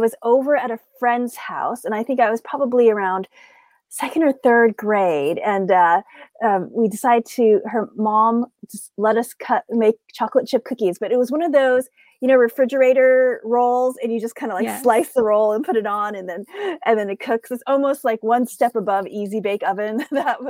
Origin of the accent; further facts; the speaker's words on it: upstate New York, United States; I grew up in upstate New York, where we were one of the very, very few marginalized families in the area